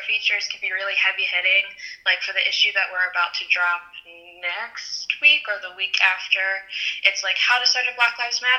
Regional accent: Wilmington, Ohio, United States; I am from Wilmington, Ohio. It's around the Dayton area. I'm a senior at OU and I'm majoring in journalism strategic communications.

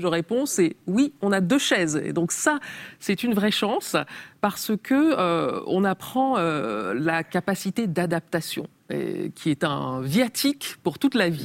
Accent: Cameroon; moved away; also born or lived in Tarn, France; quand j'étais enfant au Cameroun

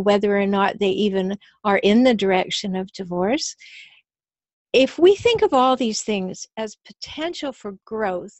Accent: Canada; I'm from Canada

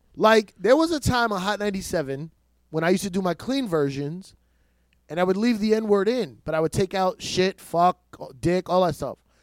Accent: New York City, New York, United States; I'm born in New York City

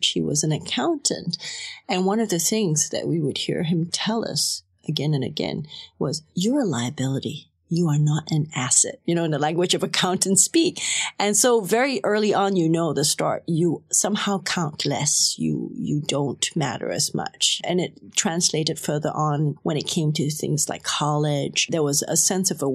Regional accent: Kuala Lumpur, Malaysia; I'm like 16 years old. I'm growing up in Kuala Lumpur

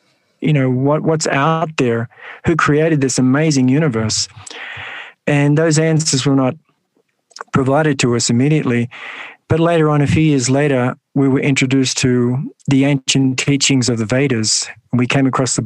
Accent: Sydney, New South Wales, Australia; So I grew up in the western suburbs of Sydney in a housing commission home.

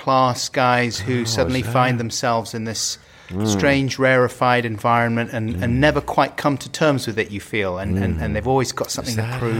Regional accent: United Kingdom; I would, as a Brit, say heinous.

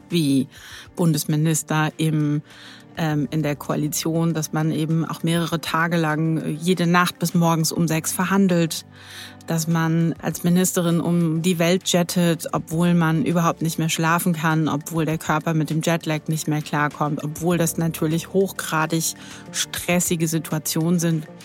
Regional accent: Berlin, Germany; born or raised there

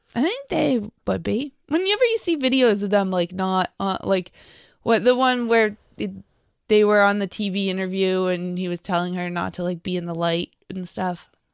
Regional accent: Lexington, United States; growing up in Lexington

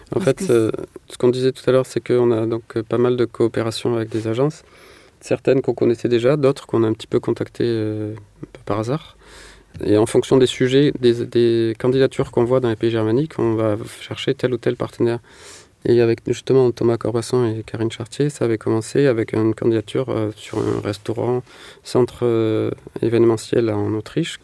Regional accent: Manosque, Provence-Alpes-Côte d'Azur, France; also born or lived in Marseille; j'ai grandi en Provence, dans une petite ville qui s'appelle Manosque

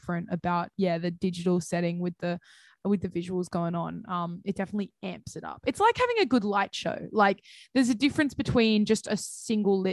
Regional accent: Central Coast, New South Wales, Australia; I'm from the Central Coast

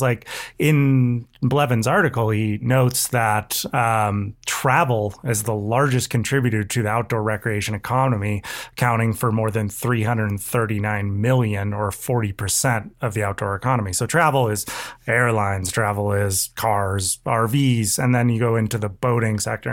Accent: California, United States; Californian through and through

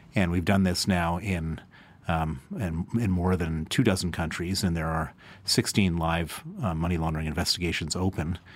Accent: United States; now in United Kingdom; I'm American, I'm, I'm, I spend most of my life in, in the U K now

